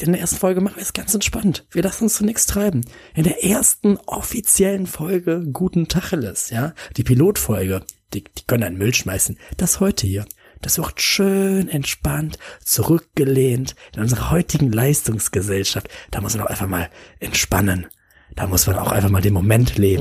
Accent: Bonn, North Rhine-Westphalia, Germany; meiner Heimatstadt Bonn, aus der ich komme, in der ich gerade wohne.

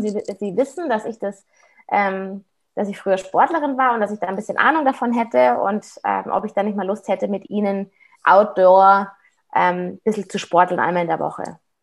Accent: Munich, Bavaria, Germany; ich bin ja aus Aubing, ich bin ja hier aus Münchner Westen

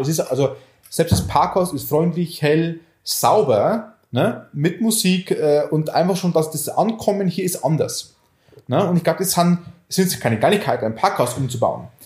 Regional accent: Oberviechtach, Bavaria, Germany; aus Oberfichtach, also aus meiner Heimat

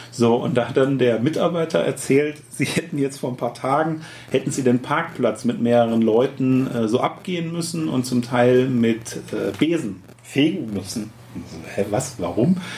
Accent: Lower Saxony, Germany; Ich bin Niedersachse.

